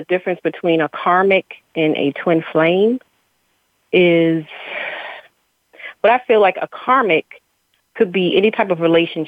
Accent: a small country town in Virginia, United States; also born or lived in Baltimore, Maryland; I was born in Baltimore, Maryland, and I grew up in a small country town in Virginia.

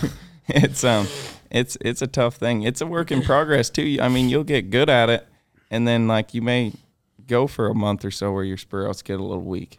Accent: Canada; growing up in Canada

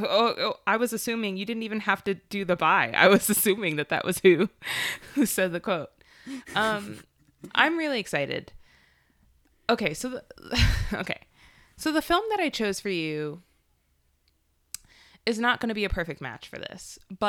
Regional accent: Philadelphia, Pennsylvania, United States; from Philadelphia.

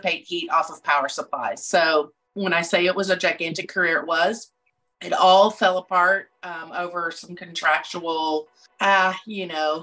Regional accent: Texas, United States; moved away as an adult; also born or lived in Illinois; I'm from Texas. I live in Rockwall

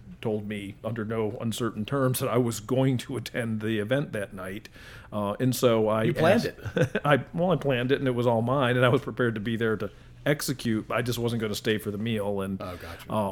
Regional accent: Elbridge, New York, United States; I grew up in Elbridge, which was... 15, 20 miles outside of Syracuse.

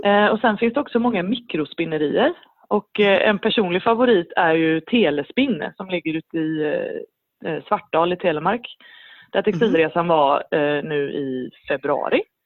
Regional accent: Sweden; moved away as an adult; now in Norway; jag är svensk

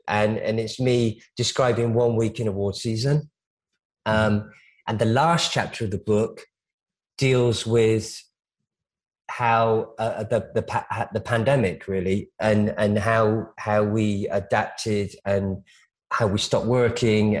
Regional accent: United Kingdom; I'm British. I grew up with a kind of reverence for the royal family

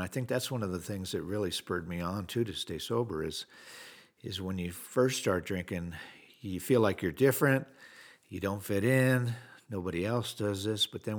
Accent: Wheat Ridge, Colorado, United States; I was raised in Wheat Ridge, Colorado, right outside of Denver. Family of four.

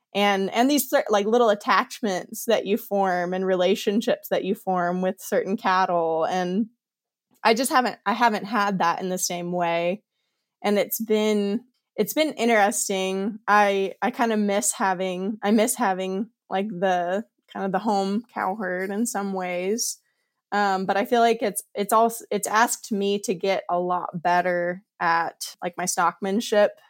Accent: Kansas, United States; accent: Kansas-y; moved away; also born or lived in Montana; I grew up in Kansas, so I know, like, I know this ecosystem, or I grew up around it

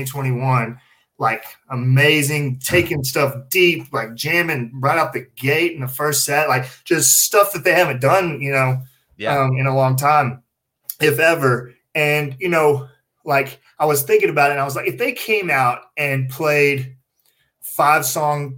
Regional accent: Southern Oklahoma, United States; Me and you both growing up in Southern Oklahoma

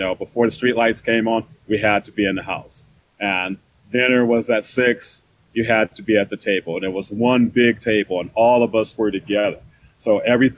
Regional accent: Oakland, California, United States; moved away; I grew up in Oakland, California. So I'm a Bay Area guy

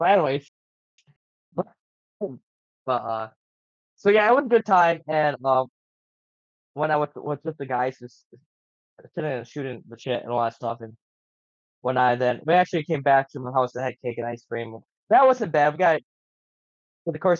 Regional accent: United States; we're from Lewis County

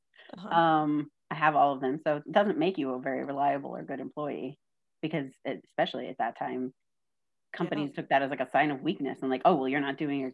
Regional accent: Austin, Texas, United States; also born or lived in San Antonio / Dallas; I've lived my whole life in Austin

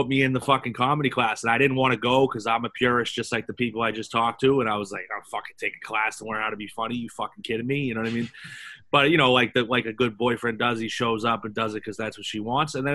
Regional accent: Boston, Massachusetts, United States; growing up in Boston

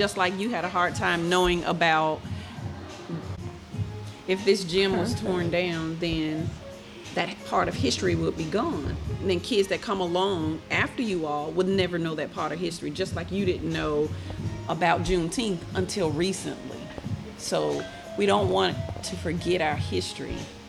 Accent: Birmingham, Alabama, United States; I'm from Birmingham, Alabama.

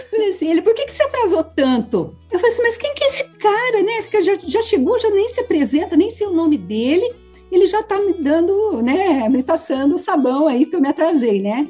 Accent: Varginha, Minas Gerais, Brazil; moved away; eu nasci ah, em Minas Gerais, no sul de Minas, em Varginha. Aí, meus pais moravam no, na fazenda

